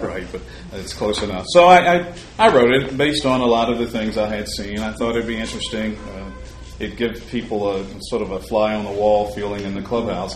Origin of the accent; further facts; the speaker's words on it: Salem, Virginia, United States; moved away; auditioning in Virginia, where I grew up in my hometown of, of Salem, Virginia